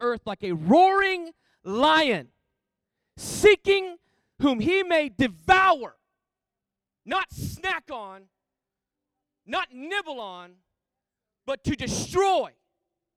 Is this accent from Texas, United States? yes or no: yes; Texas, United States; I'm from Texas, and I'm unashamed